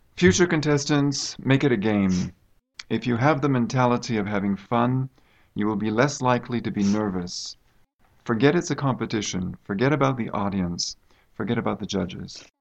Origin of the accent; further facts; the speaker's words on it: United States; now in China; I come from the United States